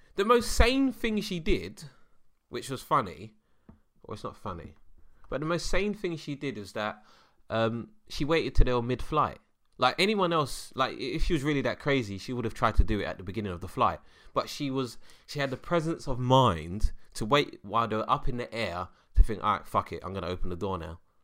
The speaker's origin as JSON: {"language": "English", "region": "London", "country": "United Kingdom", "said": "I'm a Londoner."}